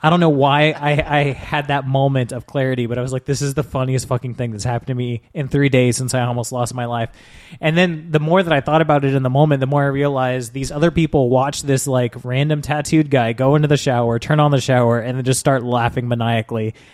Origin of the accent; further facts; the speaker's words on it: United States; As an American